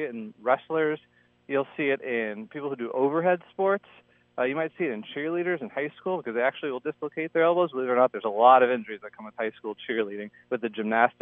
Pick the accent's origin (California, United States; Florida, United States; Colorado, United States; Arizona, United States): Florida, United States; moved away as an adult; now in Minnesota, United States; growing up in Florida